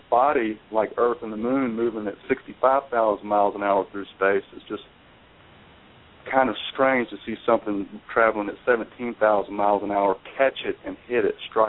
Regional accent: North Carolina, United States; I'm from North Carolina.

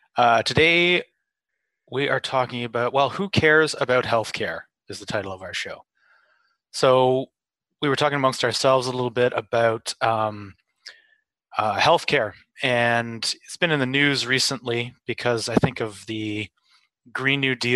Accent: Canada; I'm Canadian, Elliot is from the UK, and Tiff and Eric are both American.

